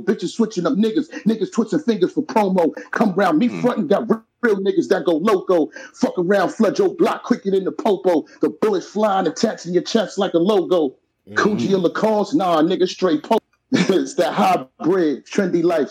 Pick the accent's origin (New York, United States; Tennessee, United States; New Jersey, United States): New York, United States; New York City; also born or lived in Brooklyn; I'm from Soundview